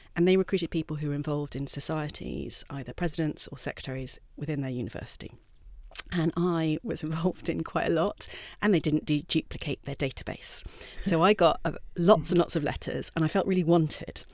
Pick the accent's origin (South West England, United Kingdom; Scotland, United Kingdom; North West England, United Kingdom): South West England, United Kingdom; Wiltshire; moved away as an adult; also born or lived in Durham; I'm from Wiltshire, originally.